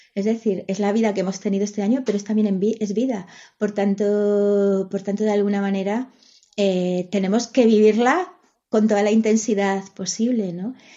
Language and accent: Spanish; Galicia, Spain; first language Spanish; la lengua que, eh, que, he hablado desde pequeña es el castellano. El gallego la, he mamado, pero mi familia no era gallego hablante